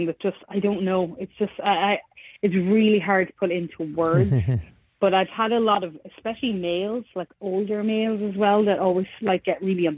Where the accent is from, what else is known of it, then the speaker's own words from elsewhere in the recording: Ireland; moved away as an adult; now in Nashville, United States; we have a language back home in Ireland. I am from Ireland, and we have Gaelic